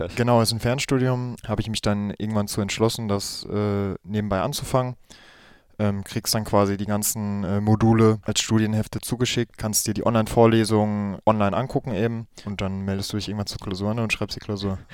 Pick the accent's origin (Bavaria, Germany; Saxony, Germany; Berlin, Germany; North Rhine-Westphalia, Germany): North Rhine-Westphalia, Germany; Gladbeck; Gladbeck ist es, äh, im Herzen von NRW, im Ruhrgebiet. Genau, das ist meine Heimatstadt.